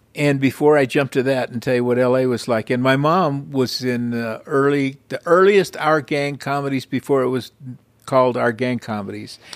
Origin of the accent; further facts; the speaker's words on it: Los Angeles, California, United States; I was born and raised in Highland Park, which is northeast Los Angeles